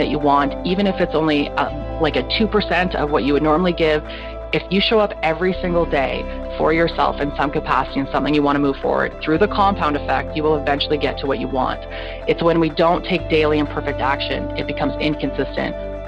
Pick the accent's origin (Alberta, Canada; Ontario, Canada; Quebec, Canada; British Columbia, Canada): British Columbia, Canada; Kelowna; my story originates where I grew up in Kelowna, British Columbia, Canada